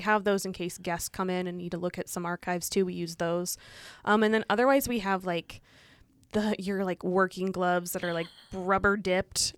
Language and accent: English; Illinois, United States; moved away as an adult; also born or lived in Saint Louis, Missouri; now in Montana, United States; I'm originally from Illinois, and I grew up in a farming community